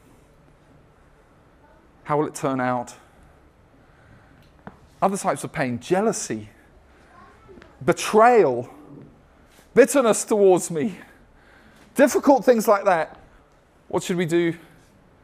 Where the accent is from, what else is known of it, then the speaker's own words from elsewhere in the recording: United States; as American Christians